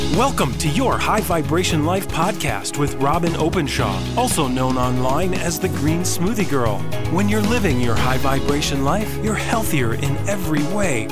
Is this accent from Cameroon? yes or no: no; Washington, District of Columbia, United States; moved away; also born or lived in Utah; where we grew up in Washington D.C. area, and then we moved out west to Utah, is where I was living in high school